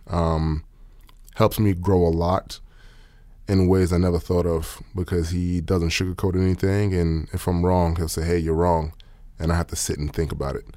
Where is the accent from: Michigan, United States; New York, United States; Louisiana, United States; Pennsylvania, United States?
New York, United States; New York City; moved away as an adult; also born or lived in Austin, Texas; now in Oklahoma City, United States; I'm from Queens, New York